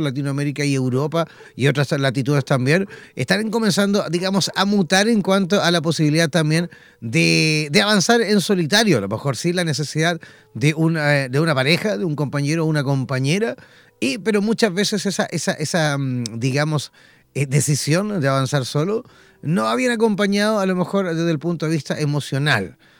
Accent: Chile; mi país

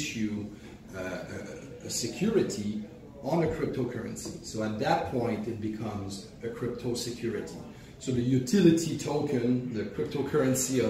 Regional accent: Canada; I'm Canadian

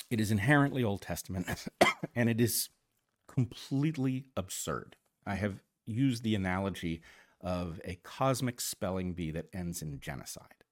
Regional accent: United States; I grew up very much as an American

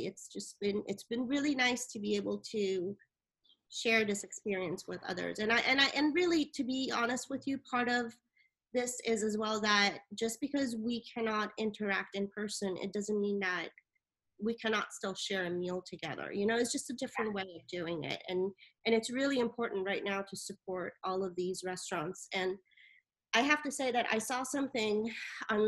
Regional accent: Italy; moved away; also born or lived in Iran; I was born in Iran

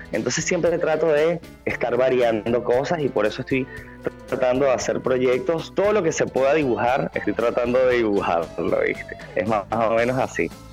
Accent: Venezuela; now in Buenos Aires, Argentina; estando lejos de Venezuela, lo que trato de hacer es que cuando hago una pieza natural me, me baso en mi país

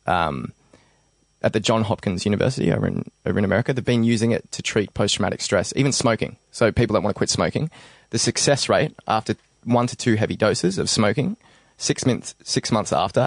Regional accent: Belgrave, Victoria, Australia; when I was, like, 16, because I came from the Belgrave area

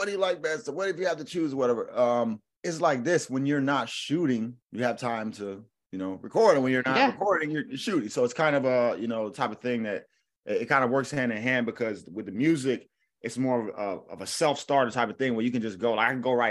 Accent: Orlando, Florida, United States; also born or lived in Jacksonville, Florida; now in Los Angeles, United States; I grew up in Orlando

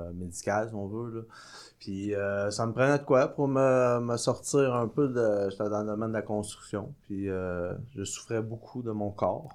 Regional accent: Sorel-Tracy, Quebec, Canada; je suis d'ici, à la base. Euh, je suis né à Sorel-Tracy

